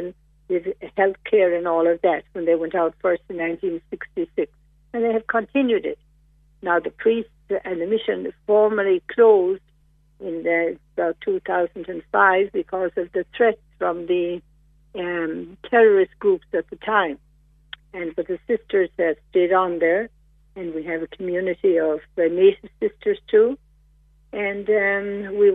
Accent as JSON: {"language": "English", "town": "Macroom", "region": "Munster", "country": "Ireland", "tie": "born or raised there", "also_born_or_lived": "Miami, United States", "moved": "as an adult", "lives_now": "Peru", "said": "I was raised in Macroom area, Macroom, Kilmichael."}